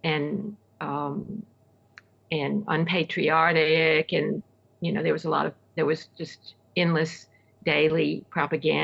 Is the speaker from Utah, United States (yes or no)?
no; Centerville, Alabama, United States; also born or lived in Selma, Alabama; My hometown where I grew up is Centerville, Alabama